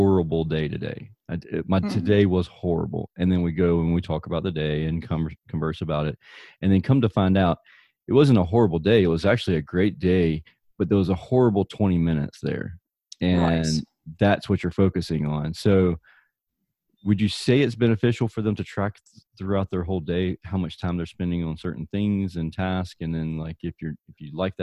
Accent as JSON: {"language": "English", "region": "Southern United States", "country": "United States", "accent": "deep Southern", "said": "my deep Southern accent"}